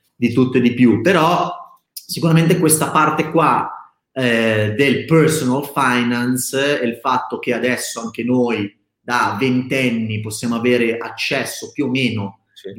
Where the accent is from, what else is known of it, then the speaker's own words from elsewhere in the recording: Milan, Lombardy, Italy; io originalmente sono di Milano, nato e cresciuto a Milano